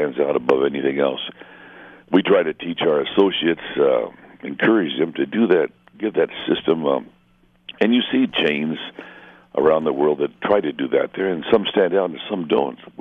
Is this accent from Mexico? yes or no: yes; Mexico border area, northern Mexico, Mexico; I was raised in the border area. I'm half American, half Mexican.